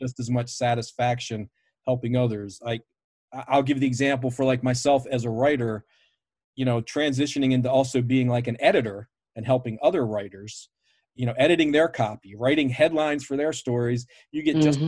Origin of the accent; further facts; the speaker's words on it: Baltimore, Maryland, United States; I grew up in Baltimore, a, you know, WWF original city